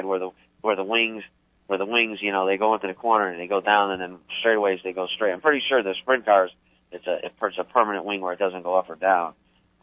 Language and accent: English; Terryville, Connecticut, United States; moved away as an adult; now in Florida, United States; I grew up in Terryville